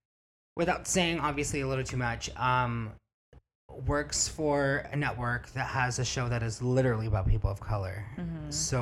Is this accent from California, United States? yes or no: no; Miami, Florida, United States; accent: Miami; now in Los Angeles, United States; We're both from Miami